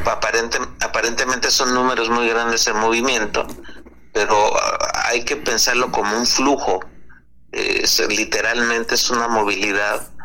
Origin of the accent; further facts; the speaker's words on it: Mexico; un tercio somos mexicanas y mexicanos